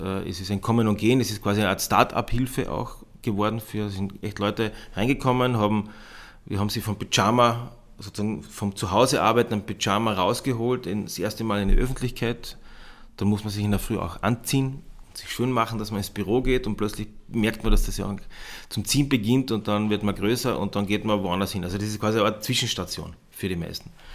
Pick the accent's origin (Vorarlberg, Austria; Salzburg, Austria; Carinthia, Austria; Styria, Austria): Carinthia, Austria; Bad Kleinkirchheim; moved away as an adult; also born or lived in Klagenfurt / Vienna; now in Moosburg, Austria; ich stamme ursprünglich aus den Bergen, aus Bad Kleinkirchheim